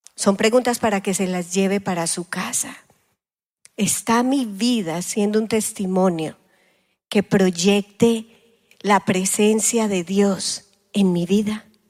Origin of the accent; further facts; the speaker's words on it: Colombia; now in United States; como decimos en Colombia